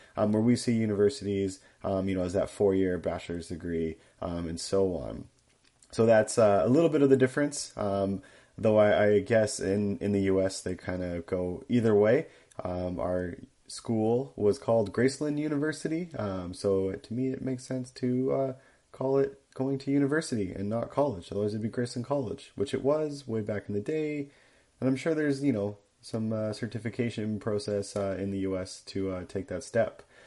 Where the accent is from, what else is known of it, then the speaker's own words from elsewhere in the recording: Canada; accent: Canadian; also born or lived in United States; I am Canadian. I am the Canadian fact checker, and you guys have definitely noticed it in my accent